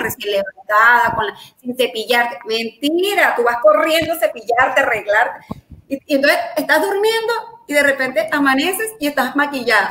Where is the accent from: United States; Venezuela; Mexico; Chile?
Venezuela; born or raised there; also born or lived in Colombia